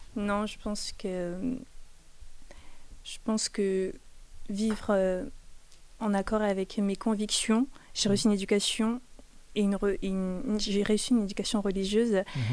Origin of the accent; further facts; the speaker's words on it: Cameroon; moved away; also born or lived in France; je suis née au Cameroun